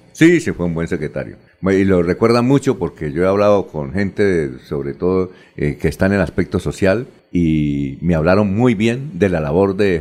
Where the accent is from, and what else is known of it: Bucaramanga, Santander, Colombia; also born or lived in Girón